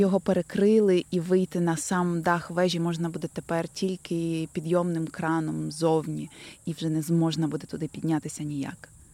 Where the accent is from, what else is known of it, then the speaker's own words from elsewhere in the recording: Lviv, Lviv Oblast, Ukraine; я тут місцева